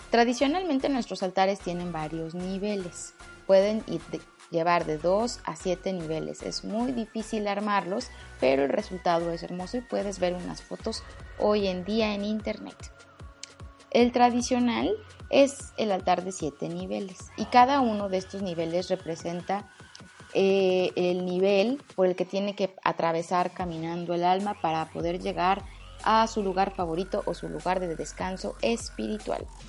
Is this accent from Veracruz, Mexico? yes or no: no; Mexico City, Mexico